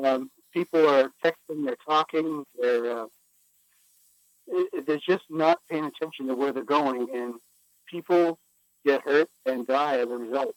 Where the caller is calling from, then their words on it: Linden, Maine, United States; I'm calling from Linden, Maine, just outside of Westbrook.